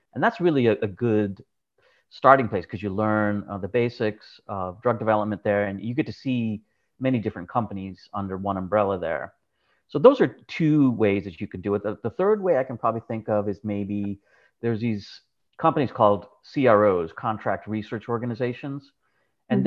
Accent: New Jersey, United States; I grew up in New Jersey

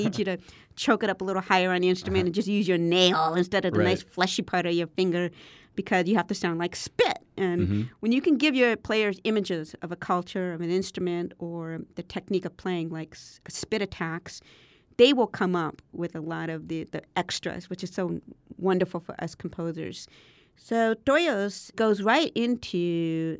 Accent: Berkeley, California, United States; growing up in Berkeley, California in the 70s and 80s.

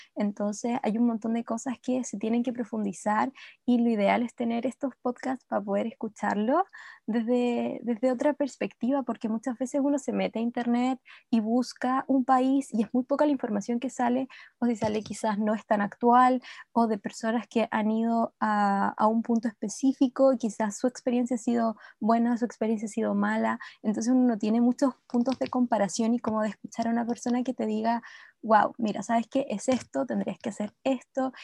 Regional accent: Chile; no somos, los chilenos no son de empaucar al extranjero

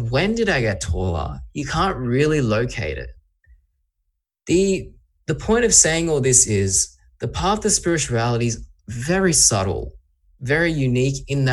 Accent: Sydney, New South Wales, Australia; I'm from Australia, I'm from Sydney.

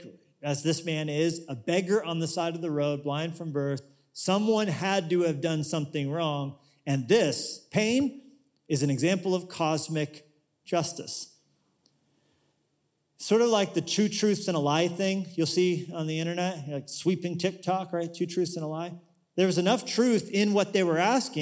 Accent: United States; we're from America

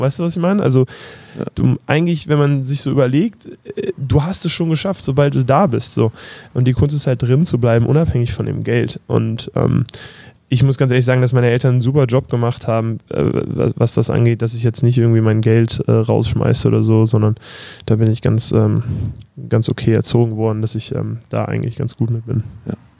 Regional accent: Berlin, Germany; moved away; ich komme aus Berlin, Prenzlauer Berg

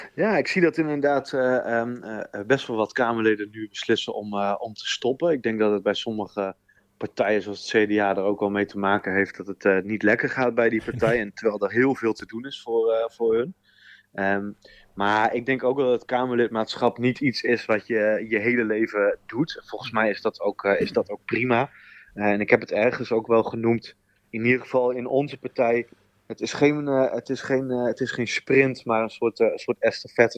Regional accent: Groningen countryside, Netherlands; accent: Groningse tongval; ik ben een geboren Groninger. Ik kom ook uit het, van het platteland van Groningen.

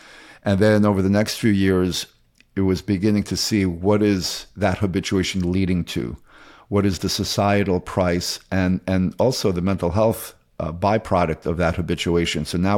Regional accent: Queens, New York, United States; I grew up in Queens, New York, and went to the Bronx High School of Science

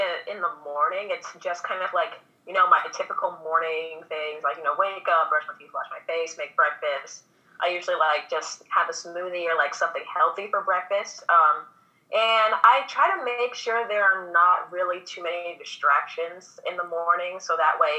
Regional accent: Missouri, United States; also born or lived in Minnesota; now in Louisiana, United States; I actually was not born in Louisiana. I was born in Missouri. My parents were born in Louisiana, and then we just found our way back down here somehow. But I'm from Missouri. We, as a family, moved to Minnesota, and then we moved to Louisiana.

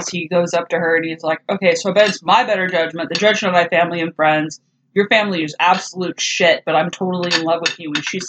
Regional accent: California, United States; now in San Antonio, United States; I have to basically constantly deny that I'm originally from California.

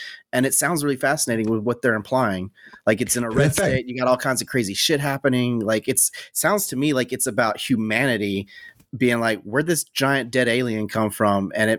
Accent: Louisiana, United States; now in Los Angeles, United States; I'm from Louisiana.

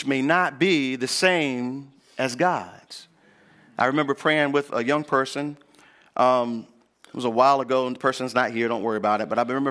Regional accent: Northampton County, North Carolina, United States; I grew up here in North Carolina. And I grew up in Northampton County, where we mostly grow peanuts, cotton, and corn, and some soybean.

